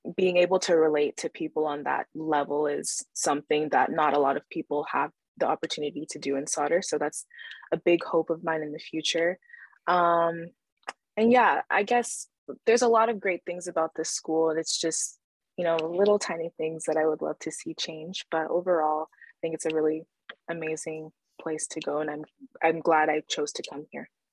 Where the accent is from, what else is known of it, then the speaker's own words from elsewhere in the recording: Calgary, Alberta, Canada; also born or lived in Nigeria; now in Vancouver, Canada; my family immigrated to Canada when I was less than two years old, and, uh, we stayed in Alberta, mostly Calgary